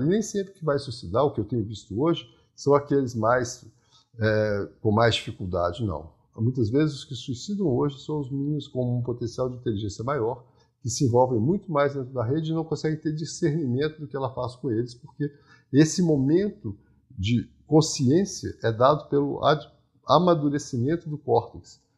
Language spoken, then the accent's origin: Portuguese; interior of Minas Gerais, Brazil; eu também sou rural, né? eu também sou do interior de Minas